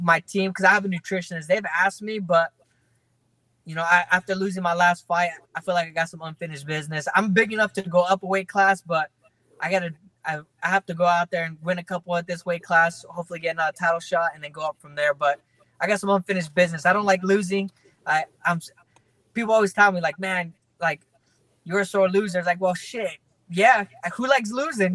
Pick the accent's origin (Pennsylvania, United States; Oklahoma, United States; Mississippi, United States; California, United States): California, United States; Fresno; My hometown basically came out there to support.